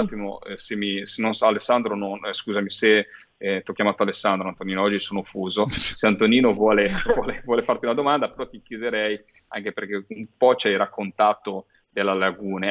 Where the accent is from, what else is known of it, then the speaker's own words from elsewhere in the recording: Liguria, Italy; da Ligure